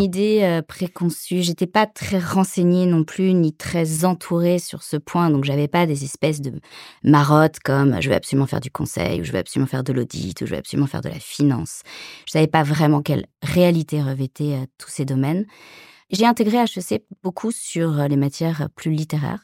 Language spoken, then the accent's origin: French; Paris suburbs, Île-de-France, France; moved away as an adult; also born or lived in Latin America; moi je suis française, née à Paris, j'ai grandi en banlieue parisienne